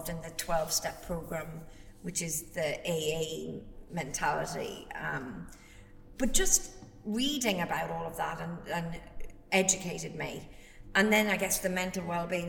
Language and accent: English; Ireland; being Irish